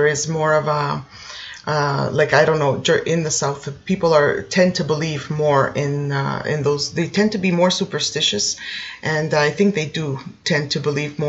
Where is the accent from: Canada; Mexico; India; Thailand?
Canada; Toronto, Ontario; moved away as an adult; now in Italy; I was born in Canada. I'm from Toronto, let's say, the Toronto area.